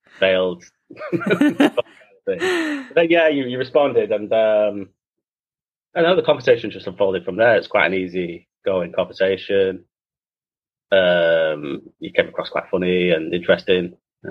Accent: Manchester, North West England, United Kingdom; from Manchester

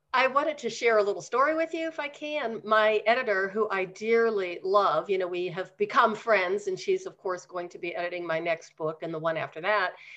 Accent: Pennsylvania, United States; now in Denver, United States; back in Pennsylvania.

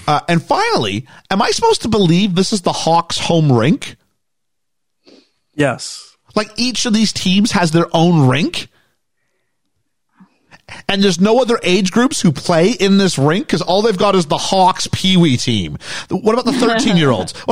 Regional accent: England, United Kingdom; I was from England, so I couldn't skate worth a lick.

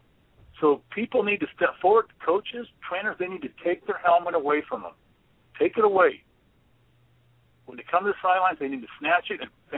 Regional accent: Stockton, California, United States; moved away; also born or lived in Colorado; one of my good buddies I grew up with in Stockton

